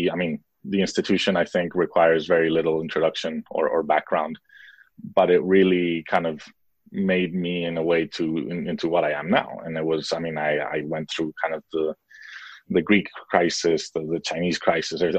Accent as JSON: {"language": "English", "country": "Mexico", "tie": "born there", "also_born_or_lived": "United States / Spain / Switzerland", "moved": "yes", "said": "I was born in Mexico, then lived in the US, most of my schooling in Europe between Spain and Switzerland and then I did my studies in Spain"}